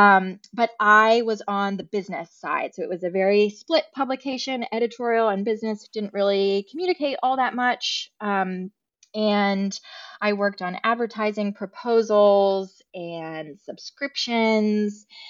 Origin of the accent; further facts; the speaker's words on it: Alexandria, Virginia, United States; moved away as an adult; now in Charleston, United States; I did grow up right outside of D C, um, in Alexandria, Virginia